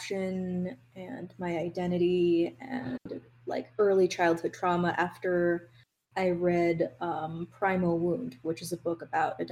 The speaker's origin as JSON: {"language": "English", "region": "New York", "country": "United States", "tie": "born or raised there", "also_born_or_lived": "Nanjing, Jiangsu, China", "said": "I grew up in New York"}